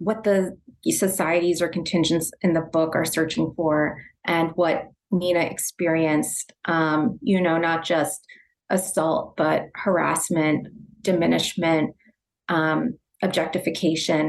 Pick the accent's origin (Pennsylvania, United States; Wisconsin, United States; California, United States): Pennsylvania, United States; Philadelphia; I was born in Philadelphia. I grew up in Philadelphia. I live outside the city now